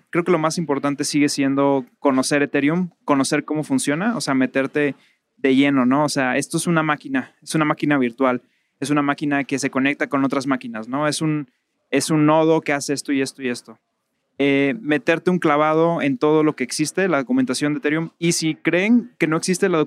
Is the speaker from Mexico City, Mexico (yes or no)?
no; Mazatlán, Sinaloa, Mexico; soy de Mazatlán